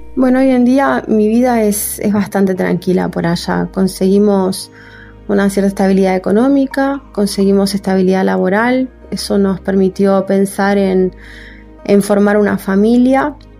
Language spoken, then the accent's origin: Spanish; Uruguay; moved away as an adult; now in Spain; yo me fui de acá de Uruguay